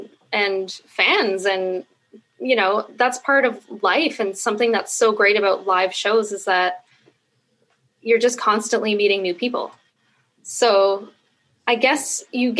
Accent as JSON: {"language": "English", "town": "Sudbury", "region": "Ontario", "country": "Canada", "tie": "born or raised there", "also_born_or_lived": "Calgary", "moved": "yes", "said": "So I was born and raised in Sudbury, just this town in northern Ontario."}